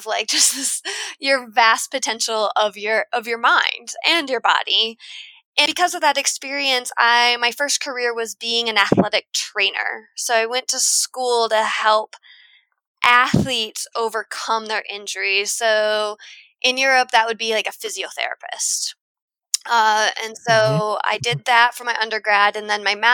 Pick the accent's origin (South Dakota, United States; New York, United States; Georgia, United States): South Dakota, United States; I grew up in South Dakota, which is a landlocked state